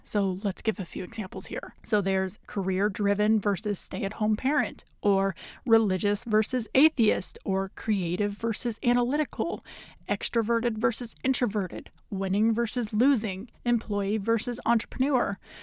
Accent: the middle of the United States, Midwest, United States; I am from the United States and I am from the middle of the United States in very conservative red countries

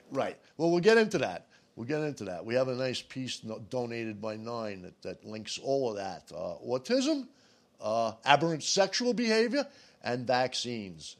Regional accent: United States; I'm an American

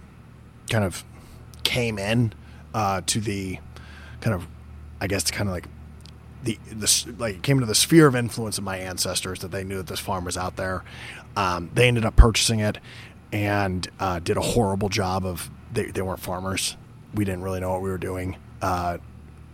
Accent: Northern Oregon, United States; I grew up in Northern Oregon, where some of my family had settled as well.

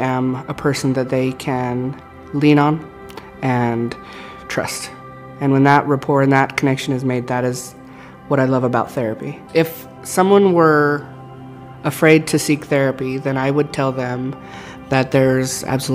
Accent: Ogden, Utah, United States; I was born and raised in Ogden, Utah

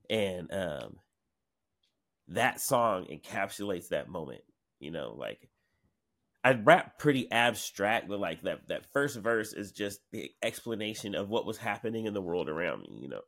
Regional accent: Seattle, Washington, United States; also born or lived in New York; growing up in Seattle

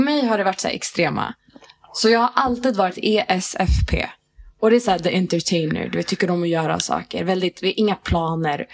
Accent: Järfälla, Stockholm County, Sweden; moved away as an adult; also born or lived in Riga, Latvia / Hässelby; Järfälla hela mitt liv

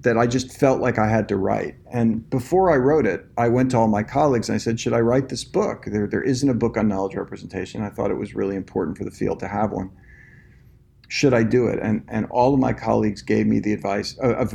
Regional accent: New Jersey, United States; moved away as an adult; also born or lived in New York; now in Austin, United States; I'm actually from the New Jersey area

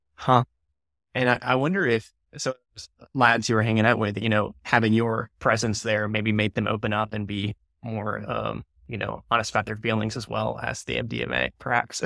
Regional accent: United States; I'm from America, the U S

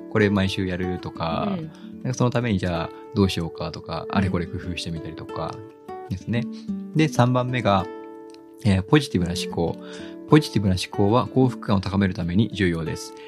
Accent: Kagoshima, Japan; moved away; 僕、もともと鹿児島出身なので

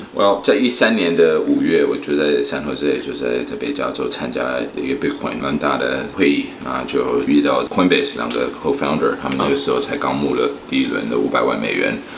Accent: California, United States; moved away as an adult; also born or lived in South Korea / Shanghai, China; now in Taiwan; 我出生在台湾，然后两岁就跟我父母到美国，在加州长大，受教育，然后工作，所以在加州待了将近三四年

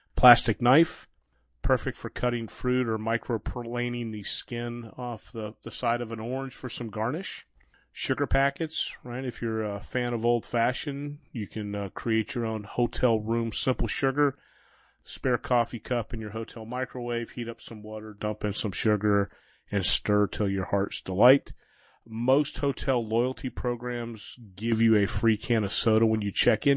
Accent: Florida, United States; I'm from Florida

